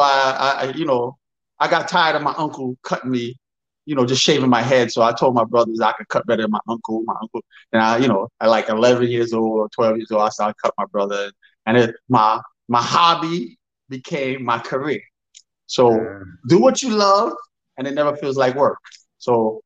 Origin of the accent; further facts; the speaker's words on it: New York City, New York, United States; I'm from Brooklyn, New York. I've been living here.